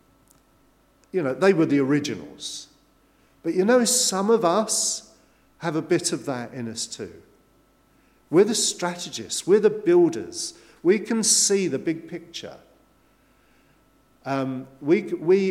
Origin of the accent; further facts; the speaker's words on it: England, United Kingdom; we're English